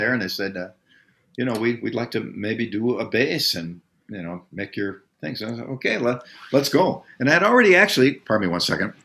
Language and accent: English; United States; as an American of my age, because we grew up, we're the post World War II generation.